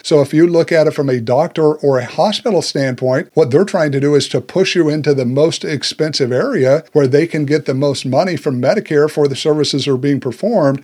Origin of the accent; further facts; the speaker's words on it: United States; us as Americans